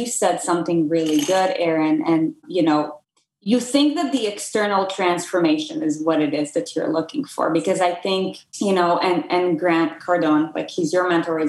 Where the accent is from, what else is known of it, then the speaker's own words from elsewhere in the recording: Israel; moved away as an adult; now in United States; I'm from Israel originally. I came to the US to play tennis in college.